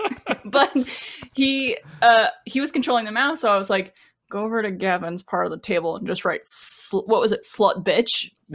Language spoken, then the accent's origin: English; Canada; now in Austin, United States; growing up in Canada